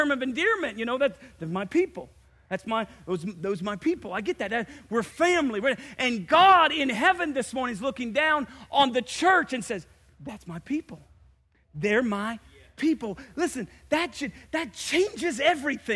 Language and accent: English; Indiana, United States; I'm from Indiana.